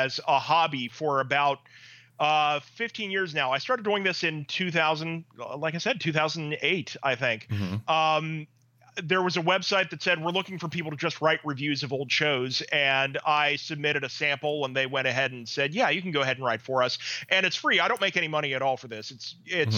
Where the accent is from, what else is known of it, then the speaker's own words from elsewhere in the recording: West Virginia, United States; I grew up in West Virginia